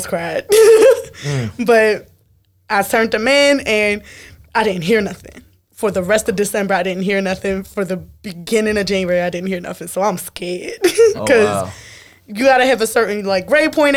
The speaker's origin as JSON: {"language": "English", "town": "Philadelphia", "region": "Pennsylvania", "country": "United States", "moved": "as an adult", "lives_now": "Baltimore, United States", "said": "I'm fresh out of Philly."}